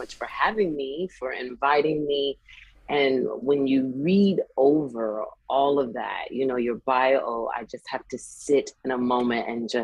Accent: South Carolina, United States; Growing up in South Carolina, you know, you go to church with your family and everything

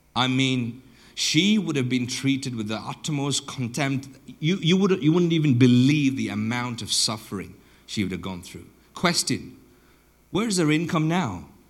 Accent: southern Botswana, Botswana; I grew up in Botswana, and uh, I grew up in southern Botswana.

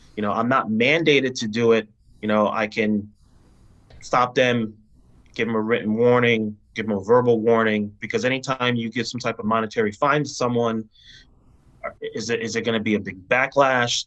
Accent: New Haven, Connecticut, United States; my community for which I was born and raised in New Haven

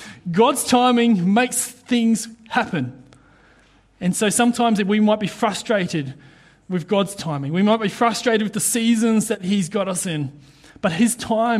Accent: New Zealand; now in Queensland, Australia; being a Kiwi

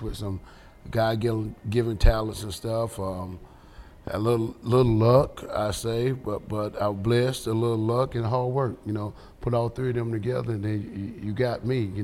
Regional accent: Rowland, North Carolina, United States; now in Lumberton, United States; I'm born and raised in Roland.

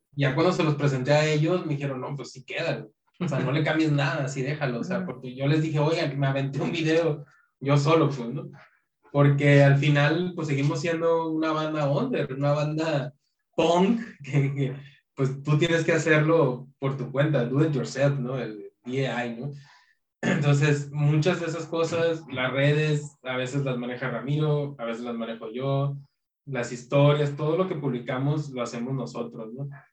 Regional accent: Tijuana, Baja California, Mexico; nos pasó lo que a muchas bandas fronterizas le pasa, ¿no? De Tijuana

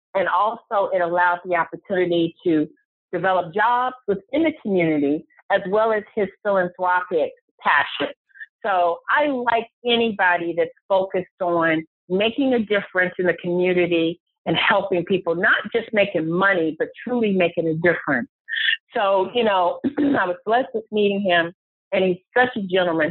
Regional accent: Cleveland, Ohio, United States; moved away as an adult; also born or lived in Atlanta, Georgia; I am from Cleveland, Ohio

